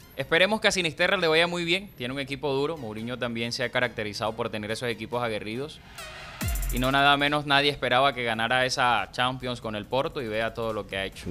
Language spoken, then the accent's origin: Spanish; La Guajira, Colombia; now in Cartagena, Colombia; El corazón guajiro